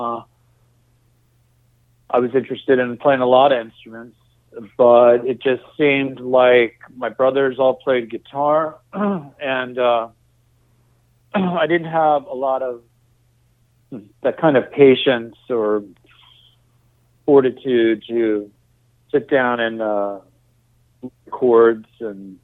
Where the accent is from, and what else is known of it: Virginia, United States; born or raised there; also born or lived in Alexandria, Virginia / Arlington, Virginia